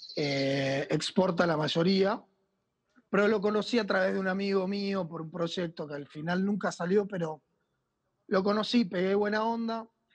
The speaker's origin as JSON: {"language": "Spanish", "country": "Argentina", "also_born_or_lived": "France / Buenos Aires"}